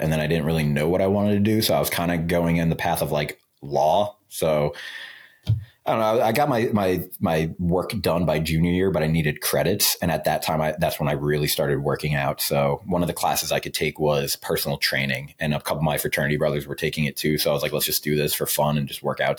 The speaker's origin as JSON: {"language": "English", "area": "Long Island", "region": "New York", "country": "United States", "said": "I'm from Long Island, New York"}